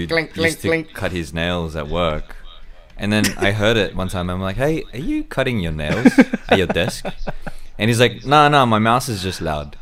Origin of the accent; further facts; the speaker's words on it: Australia; So culturally, we are Australian